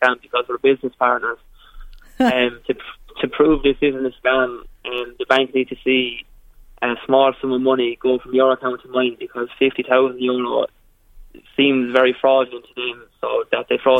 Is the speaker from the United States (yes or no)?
no; Kilkenny, Leinster, Ireland; also born or lived in Limerick; I'm from Kilkenny